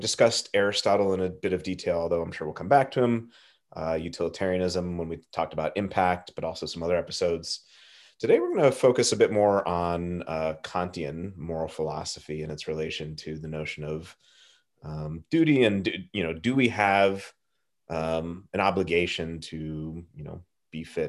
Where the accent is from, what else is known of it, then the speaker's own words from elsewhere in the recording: Southern California, United States; I grew up in Southern California